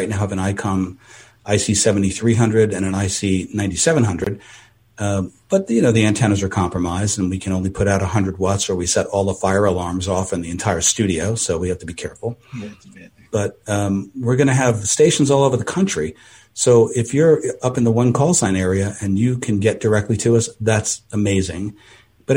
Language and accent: English; East Coast, United States; now in California, United States; I'm from the East Coast.